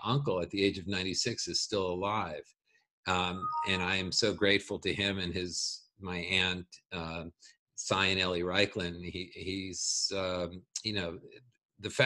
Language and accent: English; Long Island, New York, United States; where I grew up in Long Island